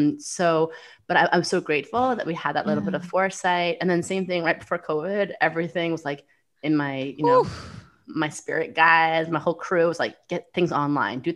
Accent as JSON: {"language": "English", "town": "New York City", "region": "New York", "country": "United States", "said": "I'm a New Yorker"}